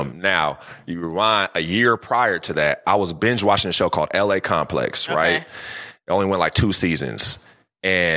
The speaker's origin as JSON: {"language": "English", "region": "California", "country": "United States", "tie": "born or raised there", "also_born_or_lived": "Philadelphia, Pennsylvania", "said": "I was raised in Cali. I was, you know, born in Philly, but raised out here in Cali"}